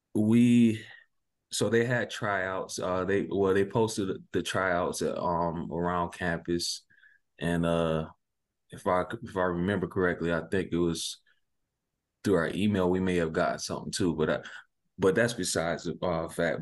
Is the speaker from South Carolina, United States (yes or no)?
yes; Sumter, South Carolina, United States; also born or lived in near Pittsburgh, Pennsylvania; I'm from Sumter, South Carolina